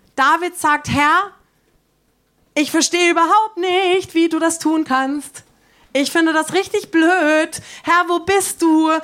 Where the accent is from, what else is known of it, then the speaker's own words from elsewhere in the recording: Germany; uns Deutschen